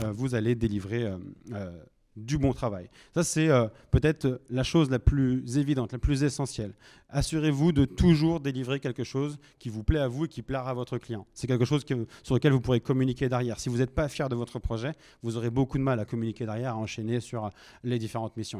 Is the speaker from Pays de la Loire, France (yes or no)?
yes; Nantes, Pays de la Loire, France; moi je suis originaire de Nantes